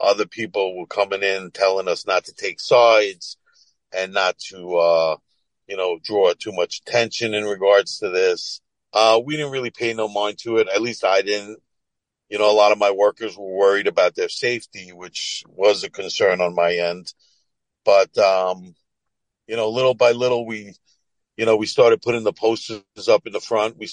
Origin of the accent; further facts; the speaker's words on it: Syosset, Woodbury, New York, United States; I grew up in Sasser, Woodbury.